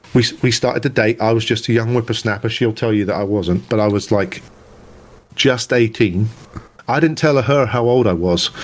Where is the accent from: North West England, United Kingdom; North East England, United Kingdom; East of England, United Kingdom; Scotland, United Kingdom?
East of England, United Kingdom; near Cambridge; also born or lived in South Dakota / Maryland / Dayton, Ohio / Atlanta, Georgia; now in New York, United States; I was born in England, yep.